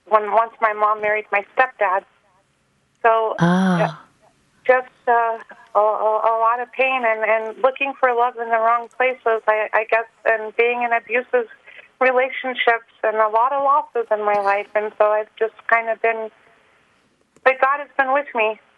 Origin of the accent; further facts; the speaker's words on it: Germany; growing up in Germany, I um, I grew up without a dad, and but then my mom married my stepdad, and so I kind of traveled back and forth pretty much my whole life through the military